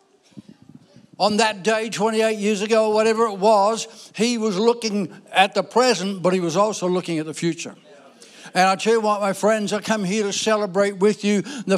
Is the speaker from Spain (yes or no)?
no; Ireland; I was born in Ireland, you know, sorry, Irish people, but, you know, so I'm Irish.